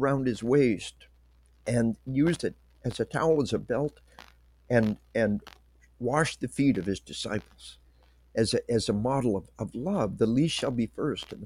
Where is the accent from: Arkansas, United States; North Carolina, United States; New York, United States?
Arkansas, United States; She was 15 when I proposed to her. I was 17. We are from Arkansas.